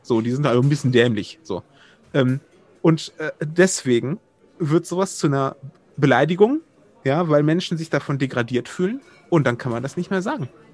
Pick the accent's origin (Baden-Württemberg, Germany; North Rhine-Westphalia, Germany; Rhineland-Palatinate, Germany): North Rhine-Westphalia, Germany; Wuppertal; in meiner Heimat Wuppertal